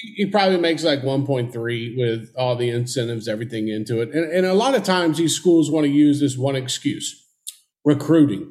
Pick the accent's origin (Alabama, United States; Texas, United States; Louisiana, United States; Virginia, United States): Alabama, United States; Mobile; Mobile, Alabama, my hometown